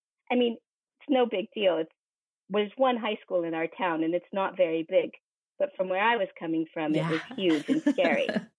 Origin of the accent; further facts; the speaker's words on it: Western Colorado, United States; moved away as an adult; now in Afghanistan; I'm from Colorado. I'm from the western side of Colorado in the Rocky Mountains. It's rural, it's ranch country. It's absolutely the most beautiful place in the world to be from. I grew up there with deep roots in this little small mountain town.